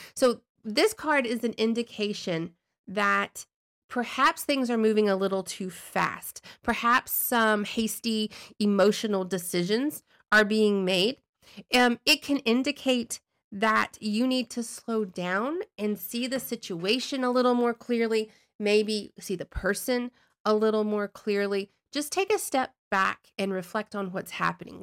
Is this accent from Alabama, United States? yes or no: yes; Brewton, Alabama, United States; my hometown of Bruton, Alabama